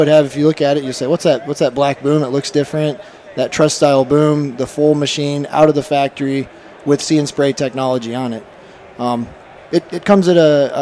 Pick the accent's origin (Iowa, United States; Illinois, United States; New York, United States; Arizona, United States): Iowa, United States; Central; I grew up in Central Iowa.